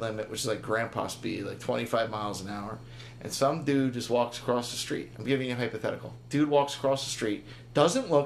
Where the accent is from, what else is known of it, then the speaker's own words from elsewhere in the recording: Hillside, New Jersey, United States; I grew up in Hillside.